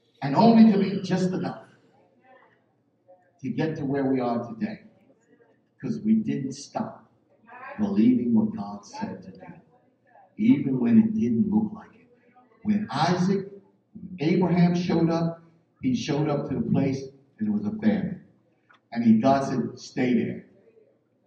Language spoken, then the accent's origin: English; Philadelphia, Pennsylvania, United States; I'm from North Philly.